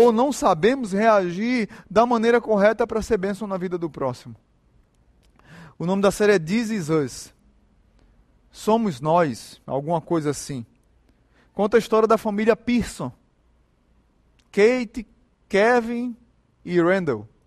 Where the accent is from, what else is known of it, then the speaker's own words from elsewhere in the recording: Northeast Region, Brazil; Eu sou nordestino.